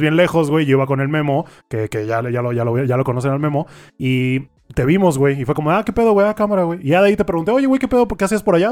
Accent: Mexico; como mexicano

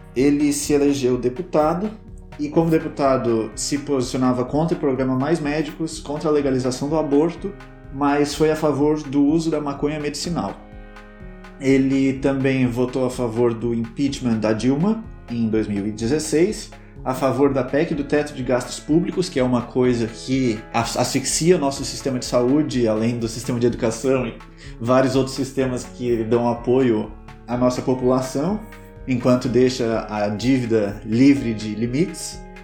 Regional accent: Brazil; nós, como brasileiros, cidadãos brasileiros

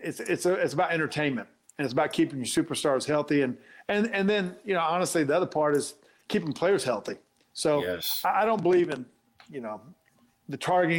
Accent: Black Mountain, North Carolina, United States; I grew up in Black Mountain, North Carolina, small town, and near Asheville, North Carolina

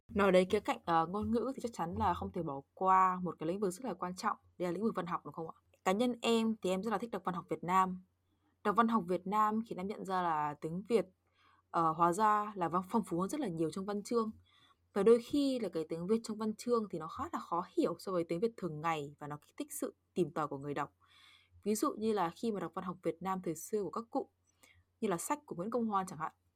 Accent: Northern Vietnam, Vietnam; accent: Northern; first language Vietnamese; moved away; dân Bắc Kỳ nên em chỉ có nói được mỗi giọng Bắc

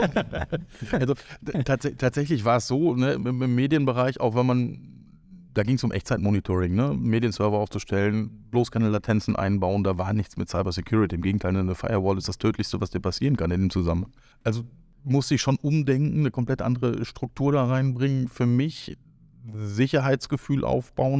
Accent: Northern Germany, Germany; now in Cologne, Germany; Ich bin quasi das klassische Nordlicht und am Ende dann doch in Köln gestrandet

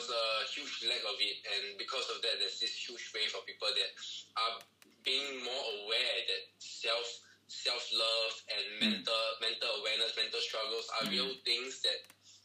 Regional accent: Singapore; I come from Singapore

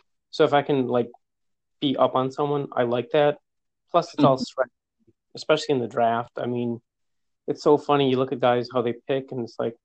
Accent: Kenmore, New York, United States; I'm from Kenmore, so North Buffalo. Grew up here.

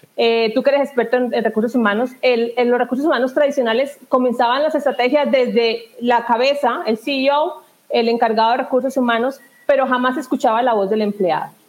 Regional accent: southern Colombia, Colombia; also born or lived in Spain / England; now in Bogotá, Colombia; Yo soy del sur de Colombia y, bueno, por motivos de trabajo estoy acá en Bogotá, en la capital

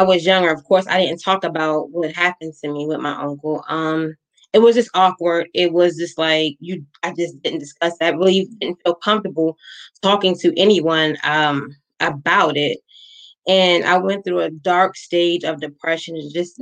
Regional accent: Maryland, United States; I'm from Maryland

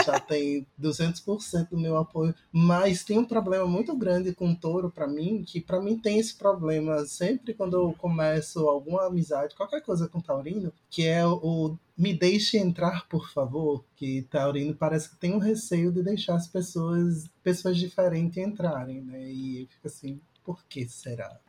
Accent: Recife, Pernambuco, Brazil; now in Fortaleza, Brazil; falo de Fortaleza, mas sou recifense

